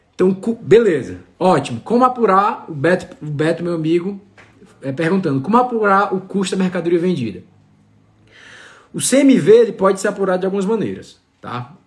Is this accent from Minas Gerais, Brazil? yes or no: no; Ceará, Brazil; now in Campos do Jordão, Brazil; sou cearense com muito orgulho